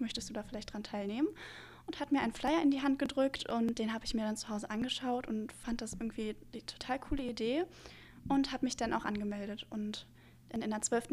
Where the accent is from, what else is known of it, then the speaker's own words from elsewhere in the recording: Neubrandenburg, Mecklenburg-Vorpommern, Germany; now in Rostock, Germany; ich komme ursprünglich aus Neubrandenburg. Ähm, das ist auch in Mecklenburg-Vorpommern.